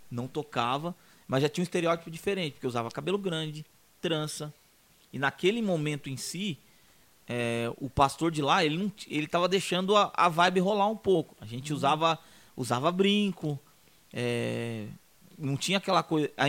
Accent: Minas Gerais, Brazil; now in São Paulo, Brazil; eu vim de São, vim de Minas para São Paulo já conhecendo o evangelho.

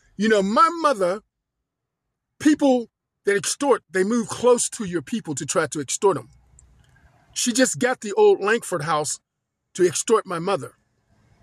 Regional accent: Pensacola, Florida, United States; where I was born in Pensacola

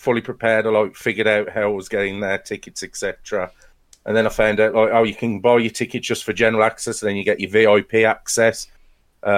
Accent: Wolverhampton, West Midlands, United Kingdom; I'm from Wolverhampton.

